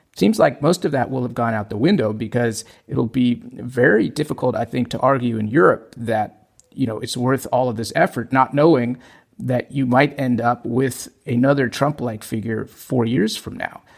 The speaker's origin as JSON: {"language": "English", "area": "Maricopa County", "region": "Arizona", "country": "United States", "tie": "born or raised there", "moved": "yes", "lives_now": "Germany", "said": "in my home state of Arizona. In fact, in the county where I was born, in Maricopa County"}